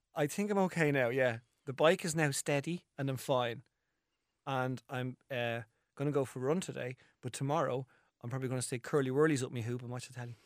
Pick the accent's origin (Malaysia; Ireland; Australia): Ireland; as Irish people